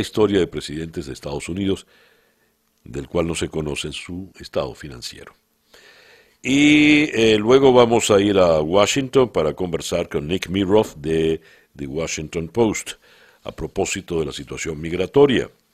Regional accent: Venezuela; somos menos venezolanos en el país y somos mucho más viejos los venezolanos

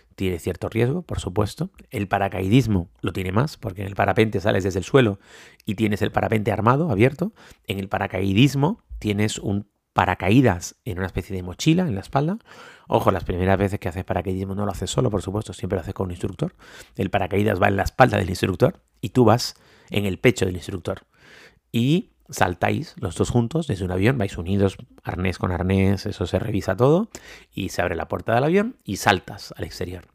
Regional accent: Tenerife, Canary Islands, Spain; Los que no somos de nieve, como es mi caso, que soy de Tenerife

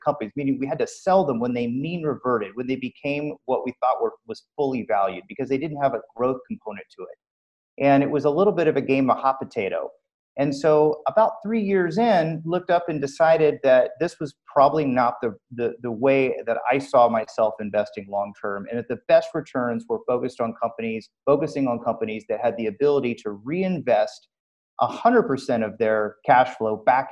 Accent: Southern California, United States; I'm from Southern California

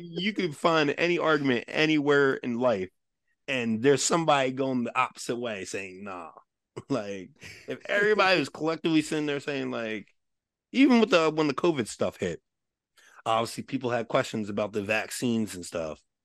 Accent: Westchester, New York, United States; I grew up in Westchester, I grew up in the suburbs

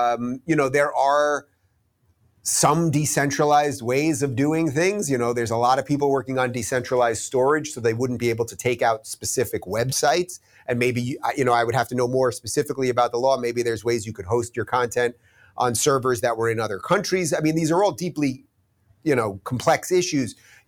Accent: United States; I'm an American

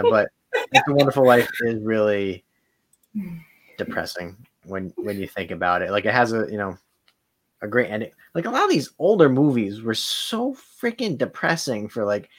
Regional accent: Cranston, Rhode Island, United States; I was brought up in the Cranston public school

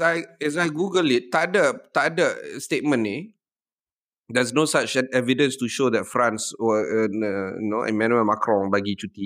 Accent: Johor Bahru, Johor, Malaysia; Aku ni budak Johor, aku grow uh, up tak jauh, 3 km daripada Tambak Johor, daripada Causeway

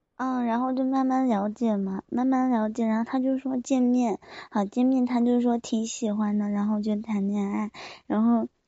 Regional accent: Chengdu, Sichuan, China; 我成都的

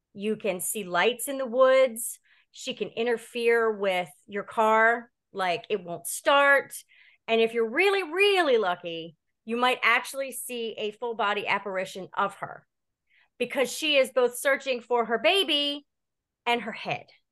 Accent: Delaware, United States; also born or lived in Laurel, Delaware / Seaford, Delaware / Baltimore, Maryland; I grew up here in Delaware. Um, I was born in Laurel, then moved to Seaford, Delaware when I was in my teens

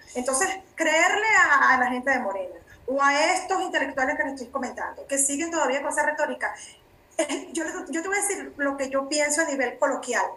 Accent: Venezuela; moved away as an adult; now in Mexico; mi país de origen Venezuela

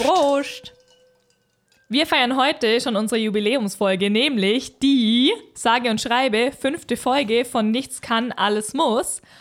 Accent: Bavaria, Germany; bei uns in Deutschland, Bayern

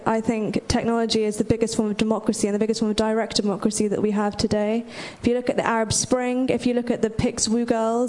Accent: London, United Kingdom; I'm from London.

